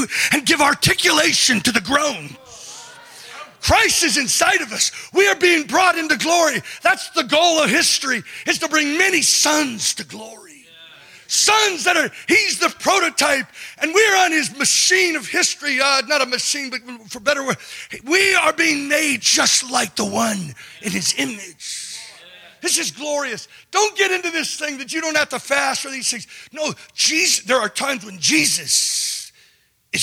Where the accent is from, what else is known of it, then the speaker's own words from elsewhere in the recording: California, United States; I'm from California